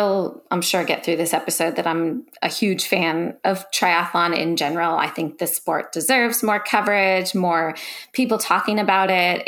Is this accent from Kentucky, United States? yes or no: no; Philadelphia, Pennsylvania, United States; also born or lived in California; now in Noosa, Australia; I'm originally from California, Philadelphia originally. I'm an American girl, as you guys can probably tell, but some people tell me now I have a little bit of an Australian twang